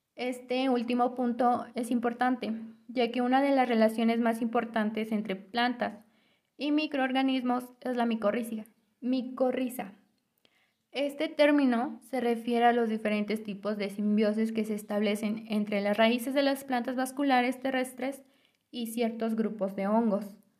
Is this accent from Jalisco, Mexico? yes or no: no; Temascalcingo, State of Mexico, Mexico; Yo soy originaria de la comunidad de San Mateo el Viejo, municipio de Temascalcingo, Estado de México